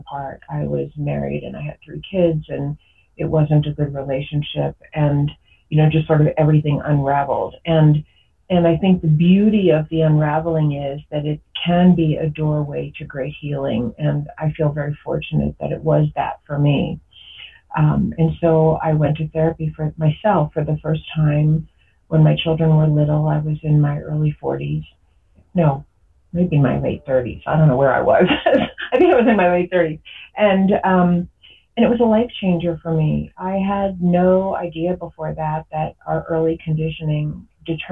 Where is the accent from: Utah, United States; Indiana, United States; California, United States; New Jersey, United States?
New Jersey, United States; I grew up in New Jersey, and I grew up kind of in a suburban town.